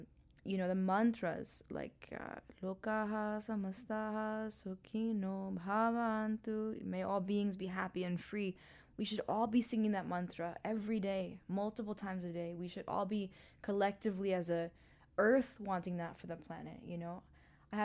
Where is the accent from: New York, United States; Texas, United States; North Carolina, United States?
New York, United States; New York City; also born or lived in Hong Kong / Mumbai / London; now in Los Angeles, United States; because I grew up in New York City, like in the heart of Manhattan. My family then moved to Hong Kong, Mumbai, London. I've only known cities.